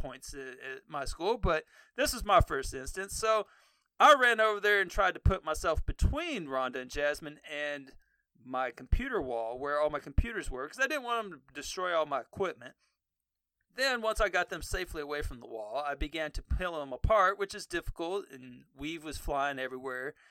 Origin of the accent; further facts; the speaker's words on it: Texas, United States; I grew up in Texas